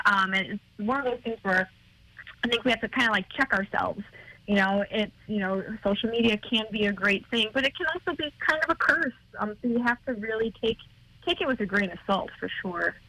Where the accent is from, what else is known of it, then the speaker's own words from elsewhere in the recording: Buffalo, New York, United States; my hometown here in Buffalo